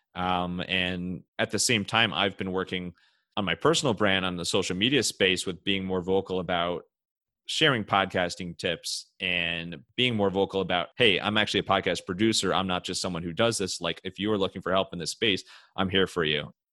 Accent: Cleveland, Ohio, United States; I'm from Cleveland

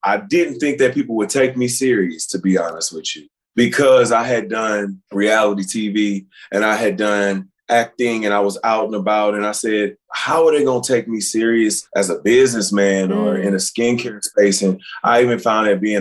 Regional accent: Beaumont, Texas, United States; I grew up in Beaumont, Texas, not far from Houston

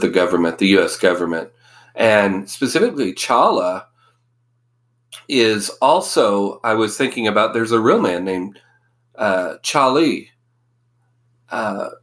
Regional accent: Oklahoma, United States; I grew up in Oklahoma

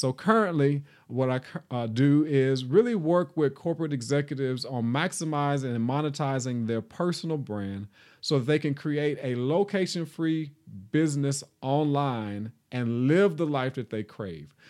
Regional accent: Nashville, Tennessee, United States; I am from Nashville, Tennessee, reared and born, born and reared in Nashville

